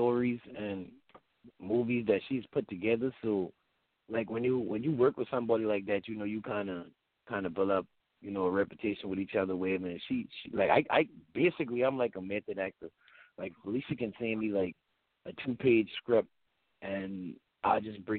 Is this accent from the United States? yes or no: yes; Charleston area, South Carolina, United States; accent: Geechee; I'm from Highway 17 and a little neighborhood called Red Talk